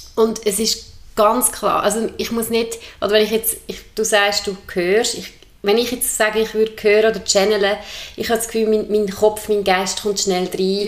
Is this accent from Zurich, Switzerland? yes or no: no; Entlebuch, Lucerne, Switzerland; moved away; vom Entlebuch, wo ich aufgewachsen bin